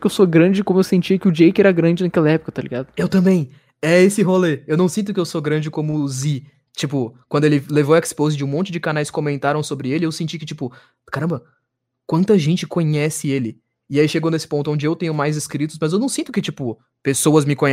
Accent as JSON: {"language": "Portuguese", "region": "São Paulo", "country": "Brazil", "said": "Eu sou paulista"}